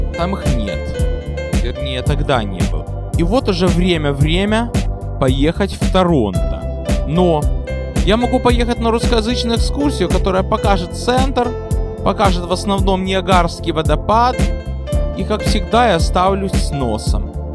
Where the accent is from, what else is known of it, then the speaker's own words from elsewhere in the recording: Odesa, Odesa Oblast, Ukraine; now in New York, United States; Я из Одессы